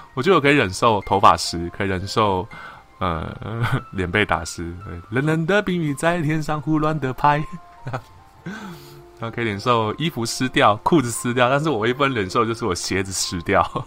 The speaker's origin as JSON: {"language": "Chinese", "region": "Tainan", "country": "Taiwan", "said": "身为一个 台南人"}